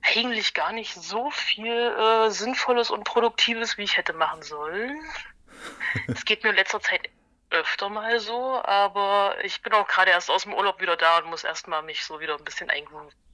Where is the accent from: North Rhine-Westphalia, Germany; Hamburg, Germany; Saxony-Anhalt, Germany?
Saxony-Anhalt, Germany; Halle; ich bin in Halle geboren, quasi gebürtige Hallenserin, keine Halunken